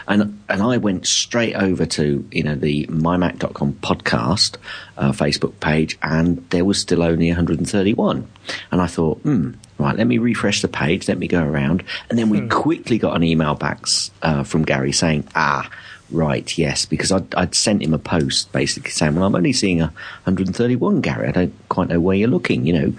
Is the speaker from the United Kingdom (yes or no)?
yes; London, United Kingdom; accent: mixed; I am actually originally from London, although North London, but I think I've got a bit of a mix accent.